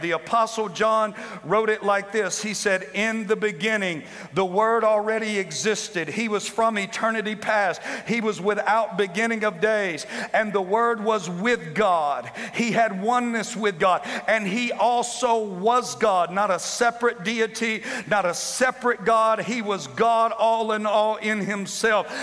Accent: the Bible Belt, United States; I'm from the Bible Belt

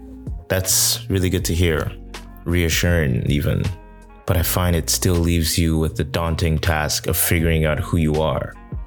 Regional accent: Toronto, Ontario, Canada; I'm from Toronto. North Americans can always sense each other.

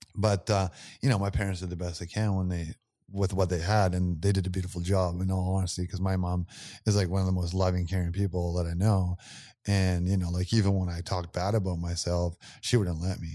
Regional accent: Campbell River, British Columbia, Canada; My hometown's Campbell River on the island.

